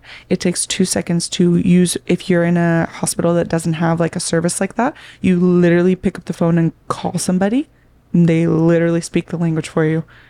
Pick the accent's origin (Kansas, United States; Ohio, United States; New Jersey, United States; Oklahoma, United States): Oklahoma, United States; now in California, United States; I learned, like, a little bit of Spanish in high school, but that was something else I noticed when I moved from Oklahoma to California.